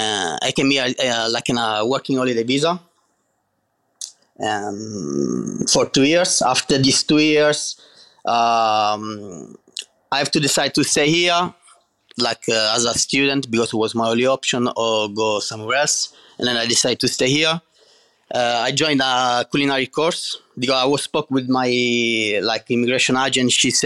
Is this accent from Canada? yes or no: no; Catania, Sicily, Italy; English is a second language; I'm from Sicily, Catania.